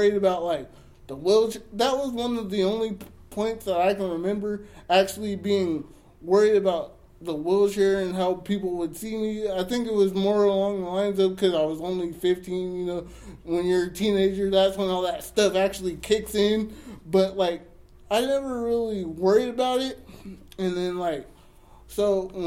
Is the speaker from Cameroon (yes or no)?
no; Jamaica; I'm Jamaican